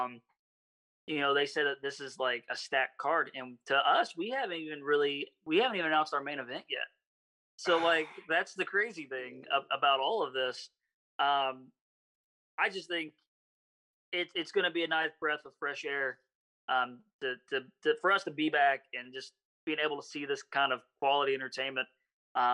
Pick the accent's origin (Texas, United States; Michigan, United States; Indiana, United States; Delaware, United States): Indiana, United States; Terre Haute; moved away; I'm originally from Indiana